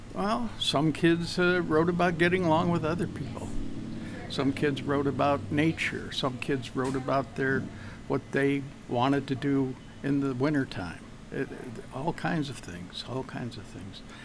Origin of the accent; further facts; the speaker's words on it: Malone, New York, United States; moved away as an adult; also born or lived in Syracuse, New York; I was born in Malone